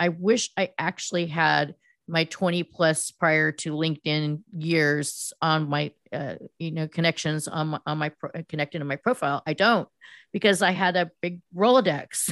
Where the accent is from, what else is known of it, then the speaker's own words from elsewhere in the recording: Silicon Valley, California, United States; I grew up in Silicon Valley, which was then known as the Land of Hearts Delight